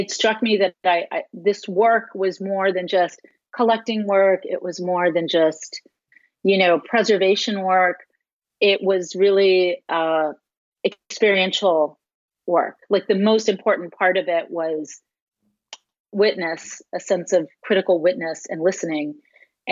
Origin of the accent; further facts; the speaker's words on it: Austin, Texas, United States; moved away; I was in Austin, my hometown